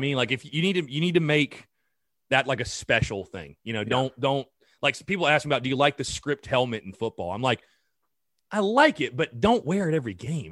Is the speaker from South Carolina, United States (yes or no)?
yes; North Augusta, South Carolina, United States; North Augusta, my hometown